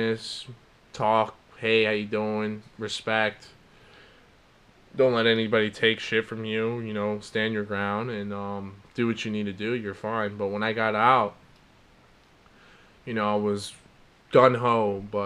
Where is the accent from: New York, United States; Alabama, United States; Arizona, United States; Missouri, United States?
New York, United States; also born or lived in Virginia; now in New Jersey, United States; I'm from New York originally, but Jersey's close enough.